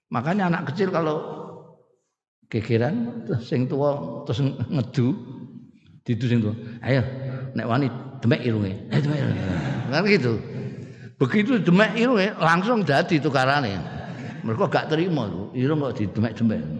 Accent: Indonesia; orang Sunda itu bicaranya sudah beda dengan kita orang Jawa sini

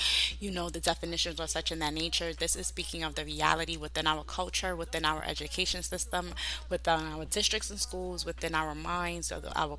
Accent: New York, United States; I'm from New York. In New York is a diverse people.

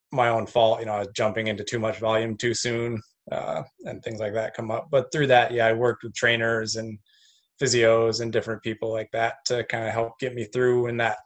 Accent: Delhi, New York, United States; moved away as an adult; also born or lived in Cortland, New York; now in New Zealand; I grew up in Delhi, New York

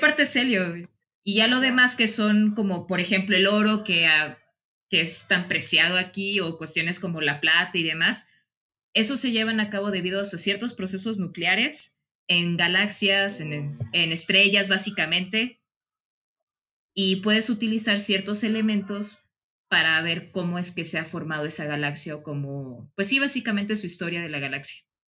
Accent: Mexico; also born or lived in León, Guanajuato; uno como mexicano

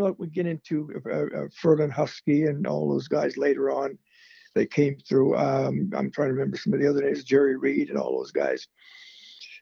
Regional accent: Nova Scotia, Canada; also born or lived in Halifax, Nova Scotia; now in Lakefield, Canada; I was out in Nova Scotia. That's where I was born and raised out there

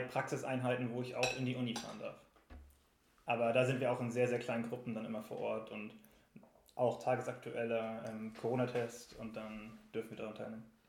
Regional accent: Rostock, Mecklenburg-Vorpommern, Germany; now in Dresden, Germany; ich komme eigentlich aus Rostock

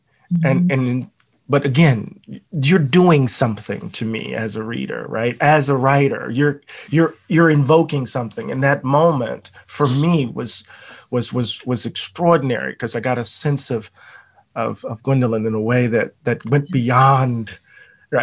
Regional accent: Mississippi, United States; I am from Mississippi

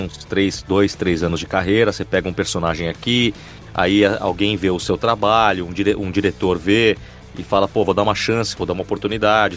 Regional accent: São Paulo, Brazil; eu sou de São Paulo, tenho 39 anos

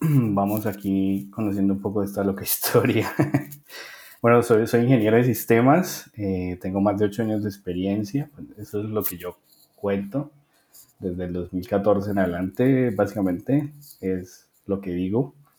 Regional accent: Bucaramanga, Santander, Colombia; de la ciudad de Bucaramanga, yo soy de Bucaramanga

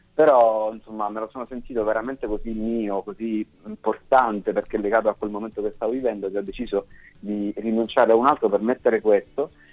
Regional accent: Catania, Sicily, Italy; moved away as an adult; now in Milan, Italy; vivo a Milano da tre anni, però sono nato e cresciuto a Catania

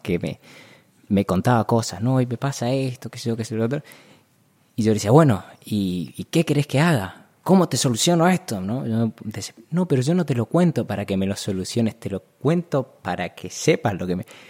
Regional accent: Corrientes, Argentina; moved away as an adult; also born or lived in Buenos Aires; Yo nací en Corrientes, digamos, tenemos chipá, carnaval, chamamé

